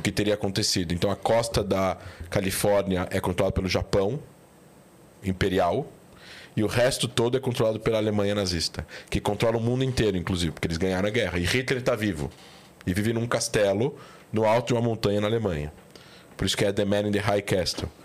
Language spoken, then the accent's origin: Portuguese; São Paulo, Brazil; moved away; also born or lived in Israel / Rio de Janeiro; Eu sou daqui, de São Paulo, mas eu voltei para o Rio